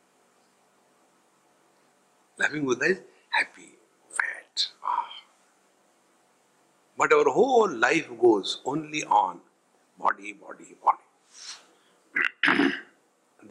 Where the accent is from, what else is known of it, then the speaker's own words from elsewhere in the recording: India; I am a man, I am old, I am Indian